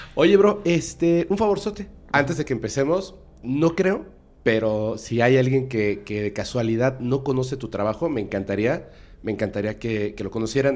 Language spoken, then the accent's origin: Spanish; Mexico City, Mexico; now in Mérida, Mexico; Yo soy de aquí, de la Ciudad de México, pero vivo en Mérida